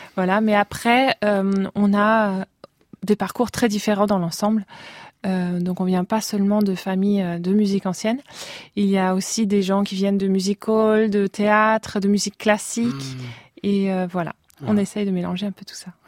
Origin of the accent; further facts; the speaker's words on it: Metz, Grand Est, France; moved away as an adult; also born or lived in Russia / Barcelona; now in Basel, Switzerland; Je suis née en Russie, mais j'ai grandi euh, à Metz.